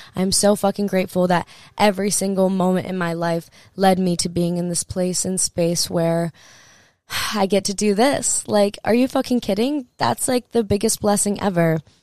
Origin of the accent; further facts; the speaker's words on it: Hawaii, United States; I grew up in Hawaii.